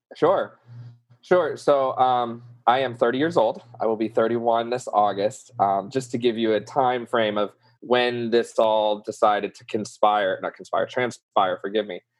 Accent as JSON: {"language": "English", "town": "New Orleans", "region": "Louisiana", "country": "United States", "accent": "southern", "said": "I'm from New Orleans"}